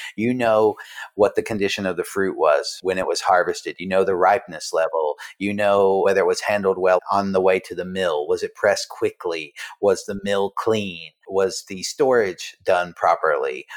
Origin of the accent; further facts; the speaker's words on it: Western North Carolina, United States; moved away as an adult; also born or lived in New York City; I'm a Southerner. I grew up in the mountains of Western North Carolina.